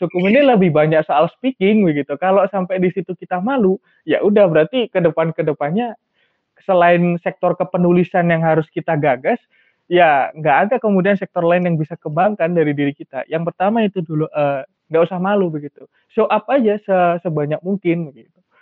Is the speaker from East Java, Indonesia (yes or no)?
yes; Malang, East Java, Indonesia; aku kebetulan asli Malang